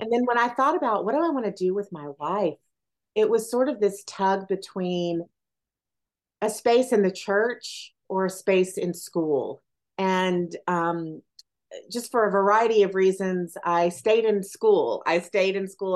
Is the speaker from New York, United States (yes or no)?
no; Athens, Tennessee, United States; I was raised in Athens, Tennessee